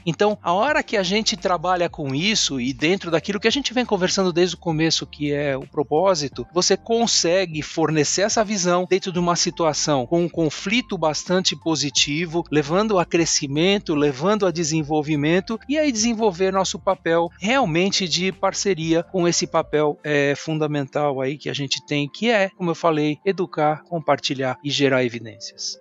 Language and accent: Portuguese; São Paulo, Brazil; now in Santana de Parnaíba, Brazil; eu sou aqui de São Paulo, paulistano da Gema